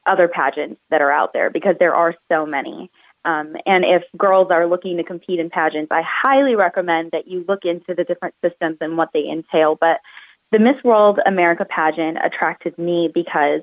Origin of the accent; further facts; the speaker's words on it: Phoenix, Arizona, United States; I come from Phoenix, Arizona